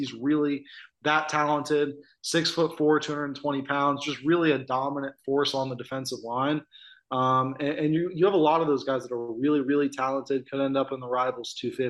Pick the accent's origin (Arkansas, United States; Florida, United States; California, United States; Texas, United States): Arkansas, United States; Bentonville; my hometown of Bentonville